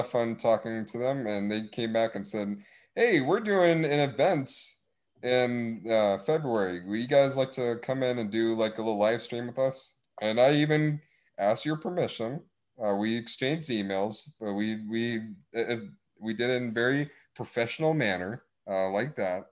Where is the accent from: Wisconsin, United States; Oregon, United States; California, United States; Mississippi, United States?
Wisconsin, United States; accent: northernness; I'm from Wisconsin. Hey, I got the northernness in me